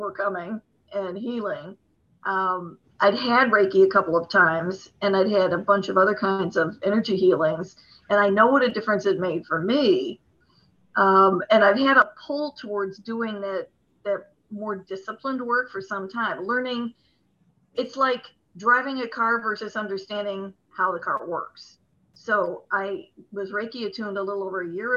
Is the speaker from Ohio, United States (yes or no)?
yes; east of Cleveland, Ohio, United States; I'm in Cleveland, Ohio, or east of Cleveland, Ohio, about 10 miles south of Lake Erie